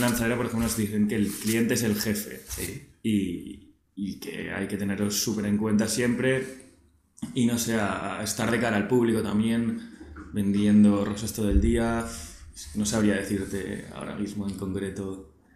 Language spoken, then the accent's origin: Spanish; Barcelona, Catalonia, Spain; 24 eh, años de Barcelona de toda la vida